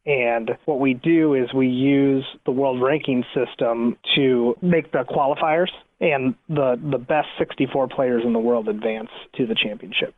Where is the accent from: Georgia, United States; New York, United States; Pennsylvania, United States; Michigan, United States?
New York, United States; I was born in New York and we lived in a studio apartment